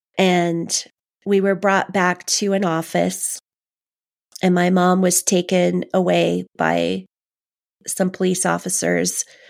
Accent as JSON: {"language": "English", "town": "Los Angeles", "region": "California", "country": "United States", "tie": "born or raised there", "said": "I grew up in Canoga Park, um, Canoga Park, West Hills area"}